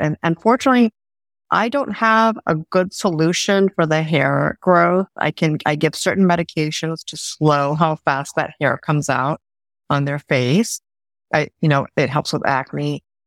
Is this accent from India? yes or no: yes; India; moved away; I'm from India originally, South Asian